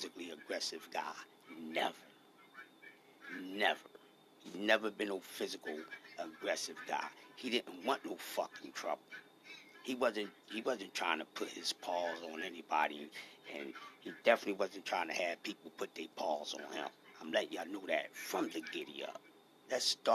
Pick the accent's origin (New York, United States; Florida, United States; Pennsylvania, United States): Pennsylvania, United States; Philadelphia; I'm from Philadelphia